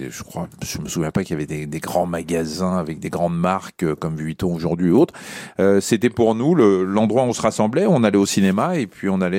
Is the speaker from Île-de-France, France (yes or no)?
yes; Paris, Île-de-France, France; also born or lived in Saint-Cloud; ouais, ouais, je suis un vrai Parisien